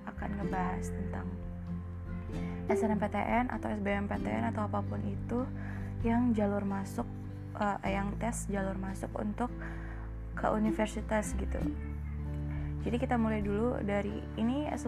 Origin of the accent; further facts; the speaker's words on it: Pekalongan, Central Java, Indonesia; Undip kan di Semarang jadi dekat sama kota aku